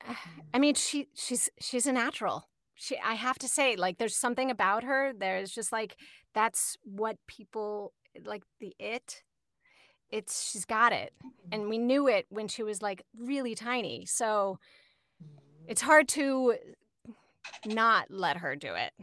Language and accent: English; Falls Church, Virginia, United States; moved away; I grew up in Falls Church